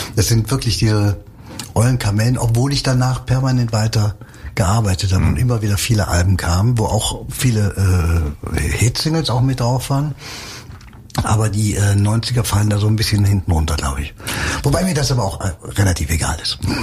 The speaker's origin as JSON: {"language": "German", "town": "Cologne", "region": "North Rhine-Westphalia", "country": "Germany", "tie": "born or raised there", "said": "ich bin im Schatten der Domtürme groß geworden."}